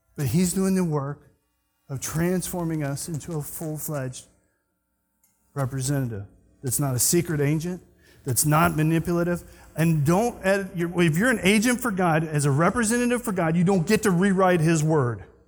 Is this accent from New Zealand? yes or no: no; Scotland, United Kingdom; I'm Scottish